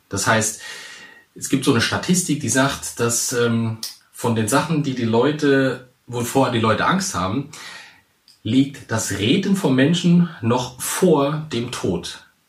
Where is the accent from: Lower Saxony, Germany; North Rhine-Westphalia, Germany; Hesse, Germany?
Hesse, Germany; Central; moved away as an adult; now in Hamburg, Germany; ich komme eigentlich aus Hesse, ganz wichtig Mittelhessen.